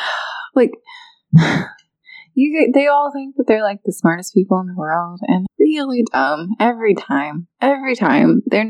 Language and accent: English; near Calhoun, Georgia, United States; it's 45 minutes from my hometown, and then I think maybe like an hour or so from here, maybe a little less.